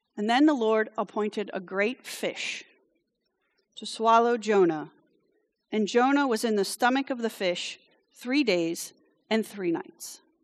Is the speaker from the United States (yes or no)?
no; France; moved away; I grew up in France, so when I get indignant, it comes out in French.